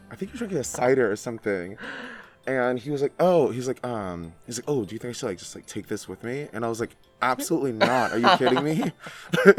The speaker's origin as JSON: {"language": "English", "region": "Central Valley of California", "country": "United States", "said": "I'm also from the Central Valley of California."}